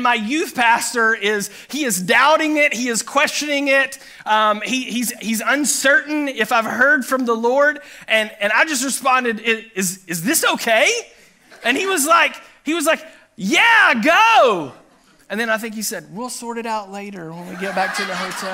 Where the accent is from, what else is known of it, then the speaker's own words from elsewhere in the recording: Chattanooga, Tennessee, United States; moved away; I grew up in Chattanooga, Tennessee